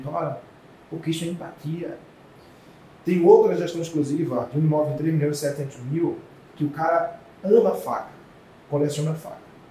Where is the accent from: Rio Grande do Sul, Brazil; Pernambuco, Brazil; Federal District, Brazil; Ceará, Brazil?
Pernambuco, Brazil; Carpina; also born or lived in Jaboatão dos Guararapes, Pernambuco; eu sou da nascido do interior do estado de Pernambuco, uma cidade chamada Carpina